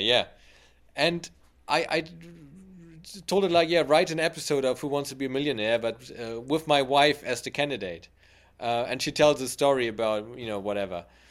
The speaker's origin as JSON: {"language": "English", "country": "Germany", "tie": "born or raised there", "said": "my hometown"}